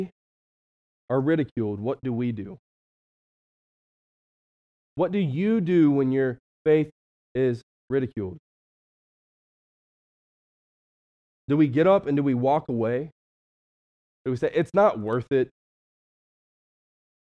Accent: West Virginia, United States; now in Cleveland, United States; I'm from West Virginia

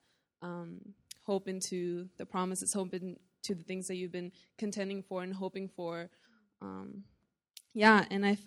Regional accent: Norway; I am from Norway

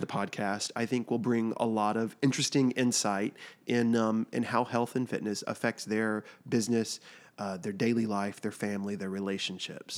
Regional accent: Texas, United States; moved away; also born or lived in New York; I grew up in Texas

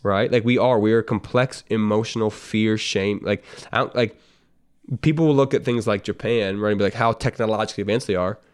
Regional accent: Canada; I'm, I'm a Canadian, I'm not American

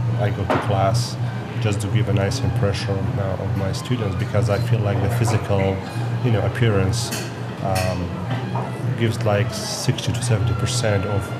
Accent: Kurdistan Region, Iraq; English is a second language; moved away as an adult; also born or lived in Nashville, Tennessee / Murray, Kentucky; now in Chicago, United States; Well, I am originally from Kurdistan of Iraq. That's north of Iraq. It's a region. Mm-hmm. I am from there, and I came to this country as a student.

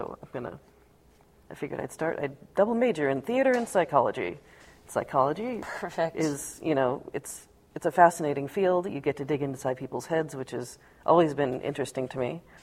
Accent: Seattle, Washington, United States; We grew up in Seattle

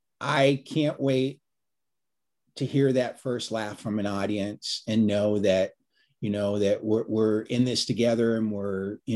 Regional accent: Virginia, United States; I was a volunteer firefighter back where I grew up in Northern Virginia.

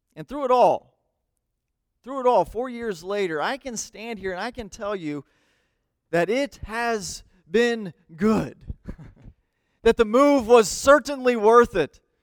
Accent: United States; I love being an American

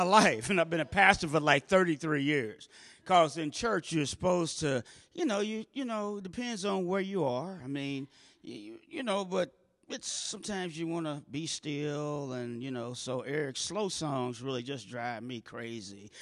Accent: St. Louis, Missouri, United States; I grew up in North Saint Louis, about three miles north of Del Mar

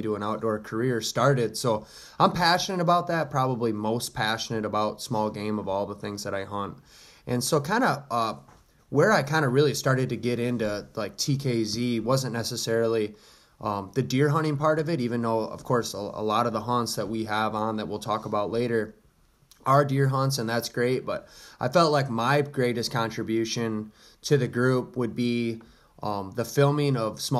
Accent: Holland, Michigan, United States; I was born in Southwest Michigan, Holland, Michigan area

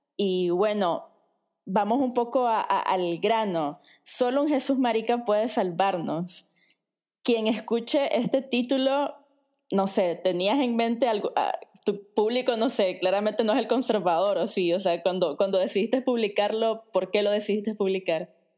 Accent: Nicaragua; en mi país, en Nicaragua

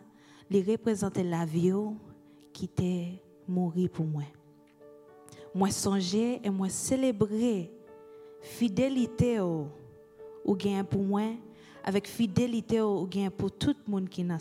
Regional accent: Haiti; first language Haitian Creole; English is a second language; moved away; This is my native language, and it represents the people in my home country of Haiti

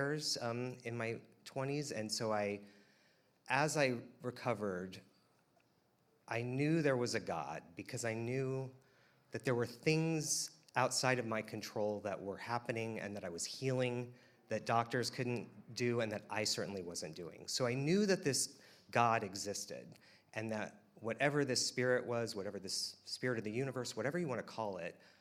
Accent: Wichita, Kansas, United States; I was born and raised in Wichita, Kansas

